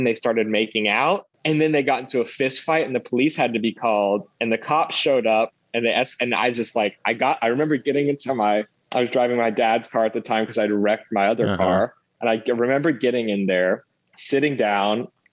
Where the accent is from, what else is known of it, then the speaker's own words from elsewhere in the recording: Houston, Texas, United States; moved away as an adult; now in New York City, United States; I grew up in Houston